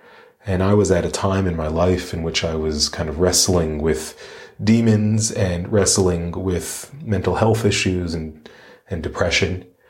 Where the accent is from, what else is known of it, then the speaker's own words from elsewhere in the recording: Sharon, Massachusetts, United States; now in Melbourne, Australia; I grew up outside of Boston, Massachusetts, in a place called Sharon, Massachusetts. But I currently live all the way across the world in Melbourne, Australia. And of course, you can tell that I do not have an Australian accent.